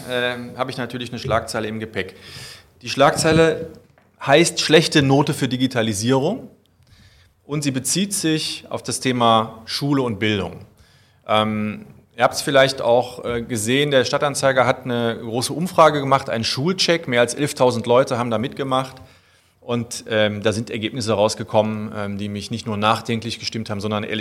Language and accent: German; Euskirchen, North Rhine-Westphalia, Germany; now in Cologne, Germany; Ich komme eigentlich äh, aus der Voreifel, darf ich ja hier mal sagen, also